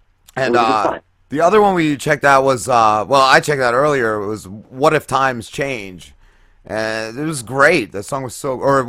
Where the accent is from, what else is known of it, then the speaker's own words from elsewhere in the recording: New Milford, New Jersey, United States; I grew up up north. I grew up in Bergen County.